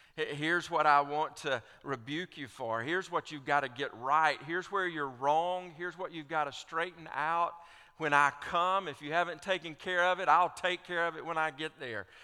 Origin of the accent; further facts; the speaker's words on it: Alabama, United States; I grew up in Alabama as an Auburn fan